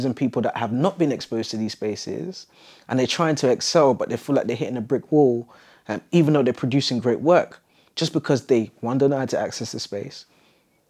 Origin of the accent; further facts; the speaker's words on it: London, United Kingdom; I grew up in Southeast London, quite close to Elephant Castle.